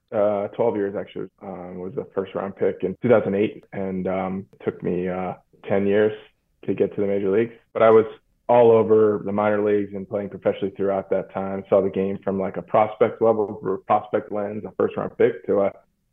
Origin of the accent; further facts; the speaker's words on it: Metairie, Louisiana, United States; growing up in Metairie